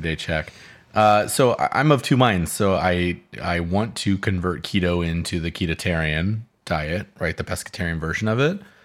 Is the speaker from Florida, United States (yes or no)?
no; Southern California, United States; I grew up in Southern California listening to KFI AM 640